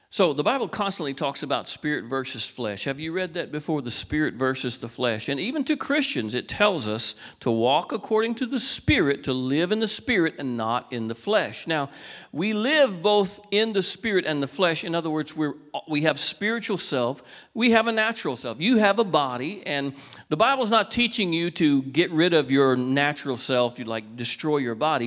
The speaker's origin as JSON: {"language": "English", "town": "Walnut Creek", "region": "California", "country": "United States", "tie": "born or raised there", "moved": "yes", "lives_now": "Cedar Park, United States", "said": "I was born in Walnut Creek, California. I live in Cedar Park, Texas"}